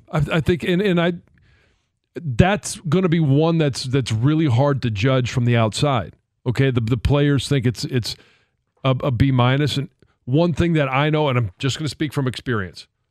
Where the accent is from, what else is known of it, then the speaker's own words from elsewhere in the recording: Detroit, Michigan, United States; moved away; I wanted to come home